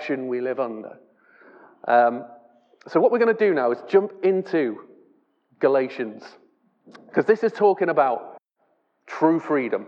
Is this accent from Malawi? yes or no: no; England, United Kingdom